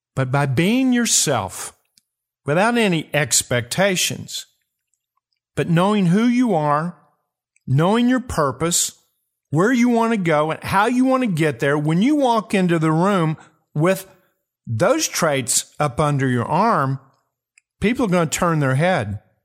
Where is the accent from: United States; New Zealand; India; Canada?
United States; Kentucky; my home state, Kentucky